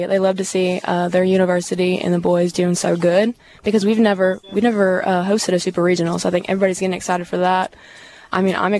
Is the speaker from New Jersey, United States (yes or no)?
no; St. Louis, Missouri, United States; moved away as an adult; now in Hattiesburg, United States; I'm from St. Louis, Missouri